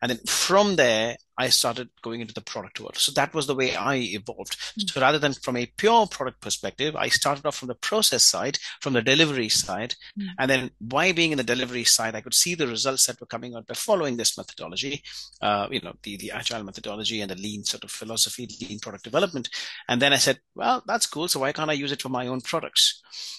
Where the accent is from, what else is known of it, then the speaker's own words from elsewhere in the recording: India; I was born and raised in India, and my dad at that time was in the Indian Air Force.